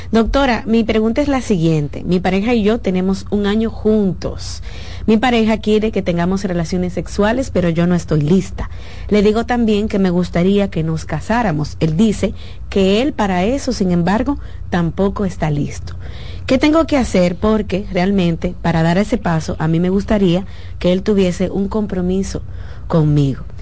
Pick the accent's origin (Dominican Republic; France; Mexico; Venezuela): Dominican Republic; now in abroad; Vivimos en, en, el extranjero, yo soy dominicana, él es de Europa.